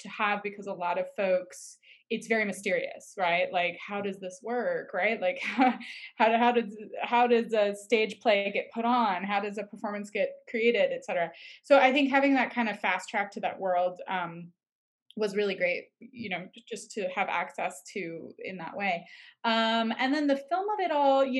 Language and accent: English; New York, United States; now in Los Angeles, United States; I'm from New York originally